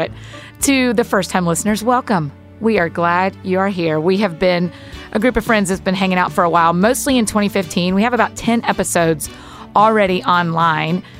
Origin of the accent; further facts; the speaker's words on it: the South, United States; as we say in the South